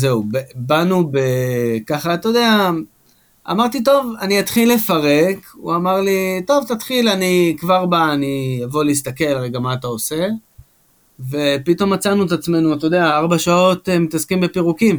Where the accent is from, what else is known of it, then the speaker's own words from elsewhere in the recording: Ashkelon, Southern District, Israel; שגדלנו ביחד באשקלון